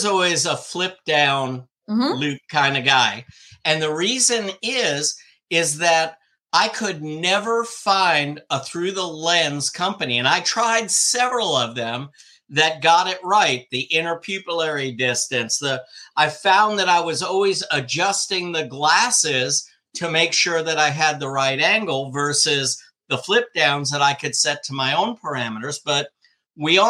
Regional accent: Old Bridge, New Jersey, United States; I grew up in Old Bridge

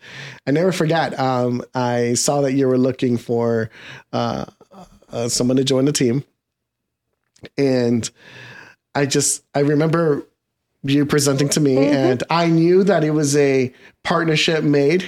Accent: New England, United States; also born or lived in Miami, Florida; being born in Miami, but raised in New England

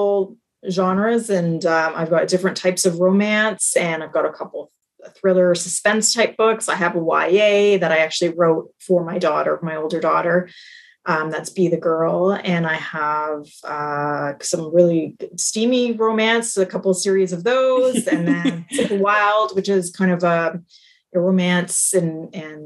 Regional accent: Canada; I'm Canadian, so I was at home for a year

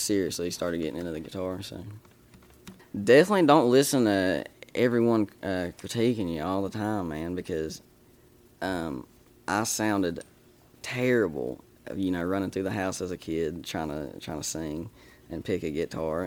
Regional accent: Boone County, West Virginia, United States; I'm from Boone County, West Virginia

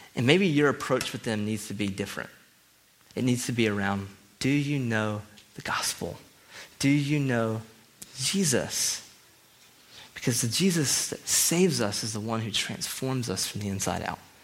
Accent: the South, United States; I'm from the South

